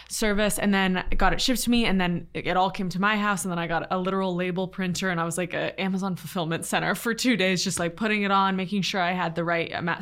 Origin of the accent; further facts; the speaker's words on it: Little Compton, Rhode Island, United States; moved away; also born or lived in Los Angeles; I'm from a really small beach town called Little Compton